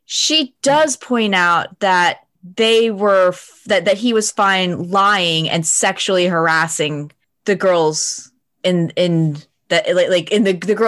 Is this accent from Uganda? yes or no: no; United States; I'm American and this is how we're raised to enjoy theater and media.